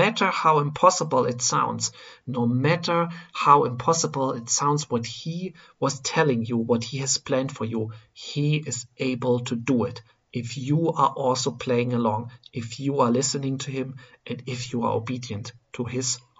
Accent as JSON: {"language": "English", "country": "Germany", "said": "I am coming from Germany"}